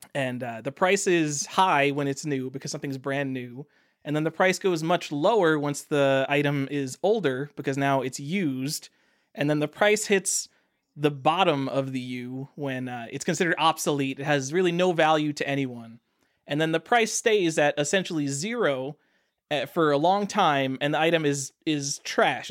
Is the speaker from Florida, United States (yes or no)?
no; New York, United States; I'm from New York. We pride ourselves on being very tolerant.